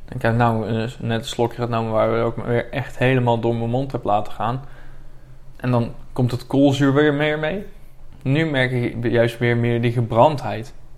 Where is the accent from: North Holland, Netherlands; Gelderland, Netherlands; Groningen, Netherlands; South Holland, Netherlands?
Gelderland, Netherlands; Buren; ik kom dan uit Buren